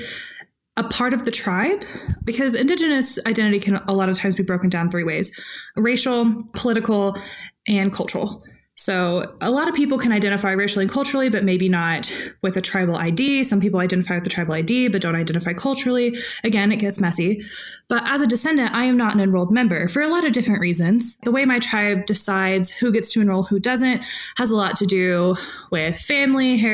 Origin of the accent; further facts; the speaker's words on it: Oklahoma, United States; we ended up in Oklahoma, and I grew up in and around the Chickasaw Nation